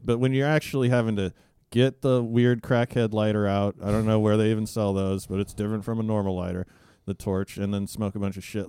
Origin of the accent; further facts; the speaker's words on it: Alaska, United States; I grew up in Alaska